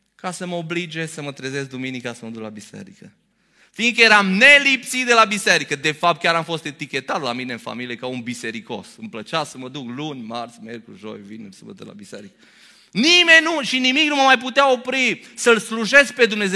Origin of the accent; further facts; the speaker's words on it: Romania; noi românii